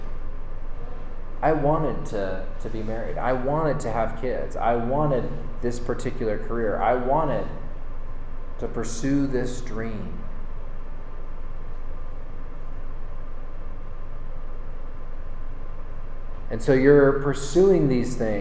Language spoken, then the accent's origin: English; Northern California, United States; moved away as an adult; now in Boise, United States; we're from Northern California originally